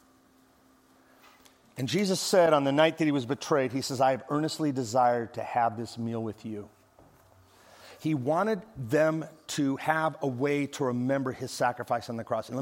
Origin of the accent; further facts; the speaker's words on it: Midwest, United States; also born or lived in Las Vegas; now in Dallas, United States; I grew up in the Midwest